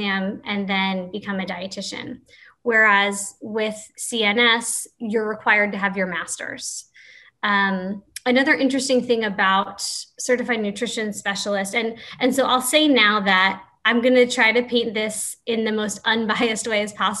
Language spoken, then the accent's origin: English; Florida, United States; my home state of Florida